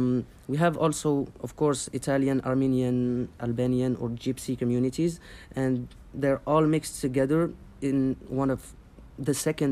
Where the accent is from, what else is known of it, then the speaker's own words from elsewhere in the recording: Algeria; moved away as an adult; now in Marseille, France; I was born and I grew up in Algeria. I came to France, to Marseille, in 2014 to pursue my studies.